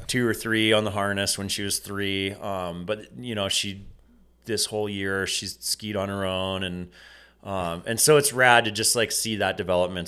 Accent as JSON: {"language": "English", "area": "near Sugarloaf", "region": "Maine", "country": "United States", "tie": "born or raised there", "said": "sugar loaf shaped me in so many ways and, you know, growing up just down the road"}